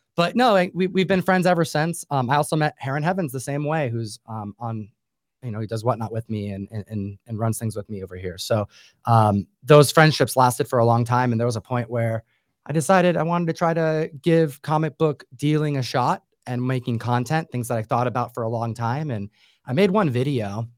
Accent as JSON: {"language": "English", "region": "New York", "country": "United States", "tie": "born or raised there", "said": "I grew up in New York"}